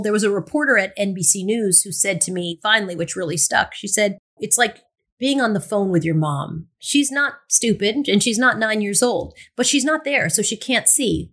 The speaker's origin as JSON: {"language": "English", "area": "Long Island", "region": "New York", "country": "United States", "tie": "born or raised there", "accent": "Long Island", "moved": "yes", "said": "I grew up in Long Island, so I had a Long Island accent"}